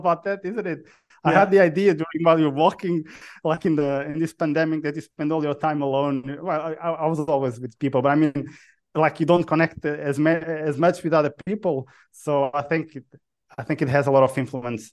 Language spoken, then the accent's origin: English; Portugal; moved away; also born or lived in United Kingdom; Portugal. I'm Portuguese. I'm Portuguese born